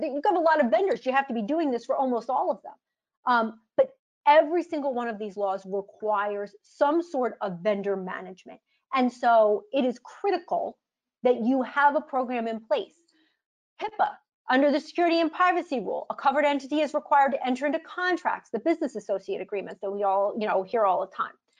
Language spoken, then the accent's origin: English; United States; I'm an American